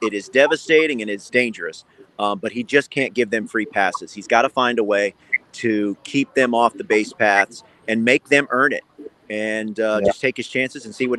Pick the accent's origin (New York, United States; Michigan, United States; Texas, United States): Texas, United States; Houston; I'm from Houston and know I grew up rooting for the Astros.